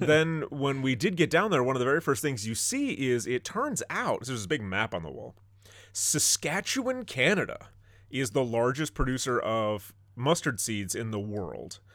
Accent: northern Michigan, United States; my hometown in northern Michigan

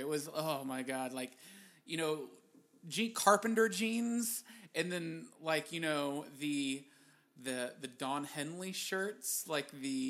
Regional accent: Garland, Texas, United States; I grew up in Garland.

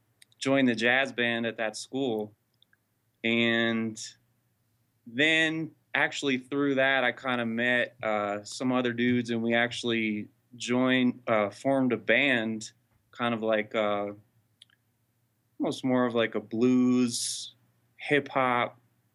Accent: Morristown, New Jersey, United States; I'm actually originally born and raised in New Jersey, Morristown.

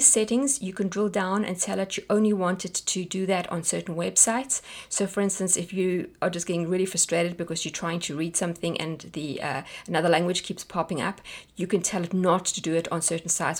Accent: South Africa; moved away; we're South African

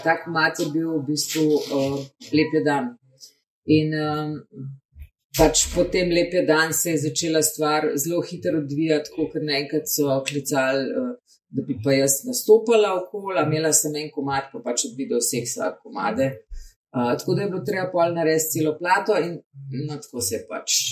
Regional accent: Slovenia; mi, slovenci, ki smo malo bolj zadržani

